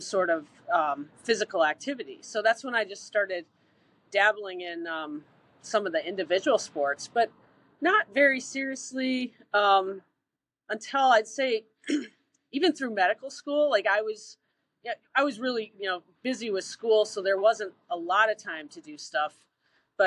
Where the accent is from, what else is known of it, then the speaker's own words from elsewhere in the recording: Williamstown, Massachusetts, United States; I grew up in Williamstown, Mass